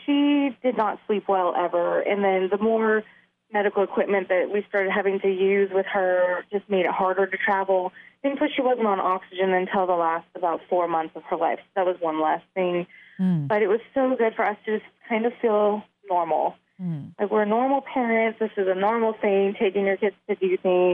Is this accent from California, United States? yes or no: yes; California, United States; moved away; She went to my home state of California